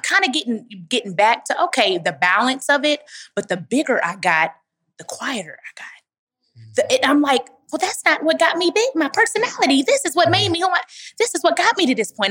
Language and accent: English; Dallas, Texas, United States; moved away as an adult; now in Atlanta, United States; I grew up with my grandmother in Dallas, Texas